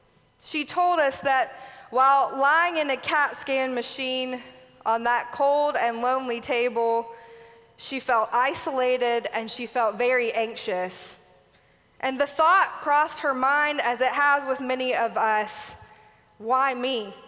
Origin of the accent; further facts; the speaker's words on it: Alabama, United States; moved away as an adult; now in Tennessee, United States; I was 22 years old and making a permanent move from my home state of Alabama here to Tennessee.